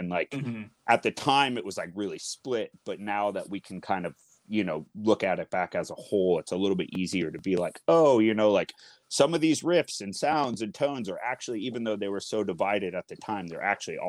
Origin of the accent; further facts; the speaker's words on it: Seattle, Washington, United States; growing up in this city